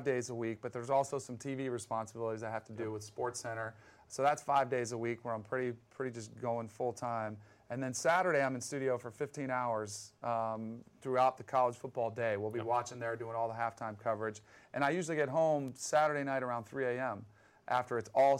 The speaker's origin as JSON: {"language": "English", "town": "Fort Lauderdale", "region": "Florida", "country": "United States", "tie": "born or raised there", "said": "I grew up in South Florida. Mm-hmm. I was very fortunate. I actually grew up on a golf course, okay. Coral Ridge Country Club down in Fort Lauderdale."}